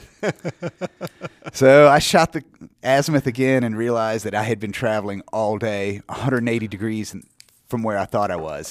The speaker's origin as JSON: {"language": "English", "region": "Georgia", "country": "United States", "tie": "born or raised there", "moved": "yes", "lives_now": "South Carolina, United States", "said": "I grew up in Georgia. I live in South Carolina now in the, the Highlands."}